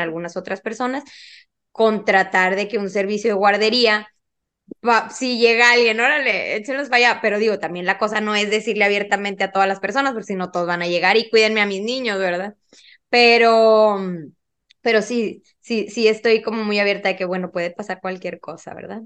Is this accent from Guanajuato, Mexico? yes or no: no; Monterrey, Nuevo León, Mexico; soy de Monterrey, Nuevo León